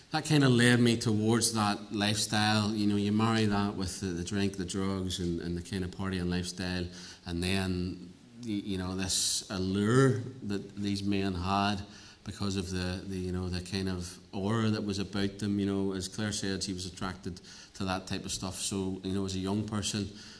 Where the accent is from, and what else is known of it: Northern Ireland, United Kingdom; also born or lived in Cambridge